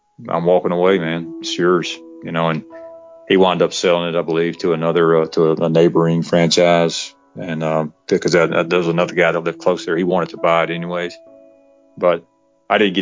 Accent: west of Atlanta, Georgia, United States; we opened this new franchise out in west of Atlanta

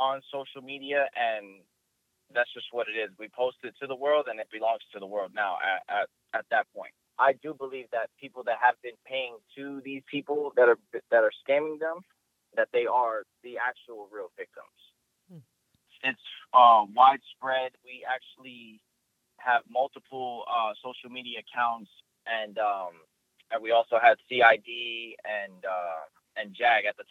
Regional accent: New York City, New York, United States; moved away as an adult; also born or lived in Fort Hood, Texas / Fort Jackson / Germany; I'm originally from Bronx, New York.

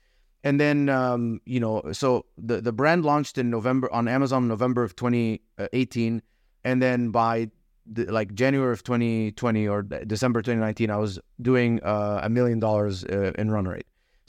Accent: Dubai, United Arab Emirates; moved away as an adult; also born or lived in Egypt; now in United States; My background, I came to America in 2011. I was born in Egypt, grew up in Dubai, came here for college

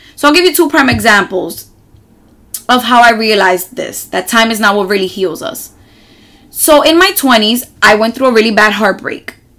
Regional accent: New York City, New York, United States; I am from New York City and I live on one of the loudest neighborhoods in all of Manhattan

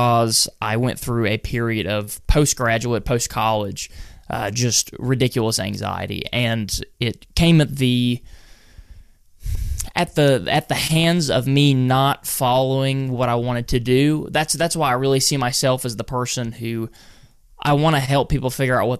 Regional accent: North Carolina, United States; right in the center of North Carolina

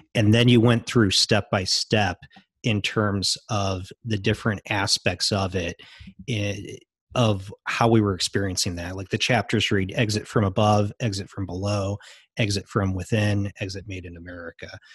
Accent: United States; I'm American

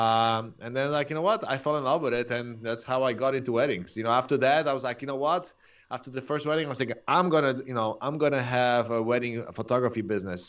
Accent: Poland; English is a second language; moved away as an adult; also born or lived in Chicago / San Diego; now in Orange County, United States; I'm originally from Poland

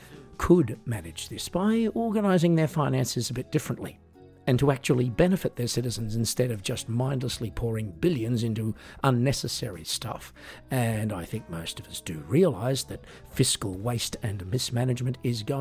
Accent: Australia; now in Germany; I'm Australian, but these days I live in Germany and work mostly in Europe

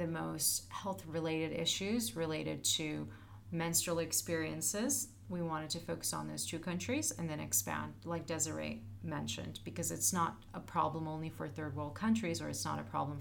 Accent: Turkey; now in United States; I'm originally from Turkey

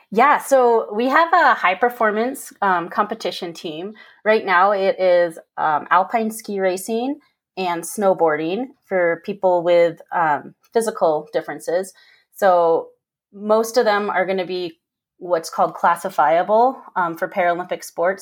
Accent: Park City, Utah, United States; I grew up here in Park City

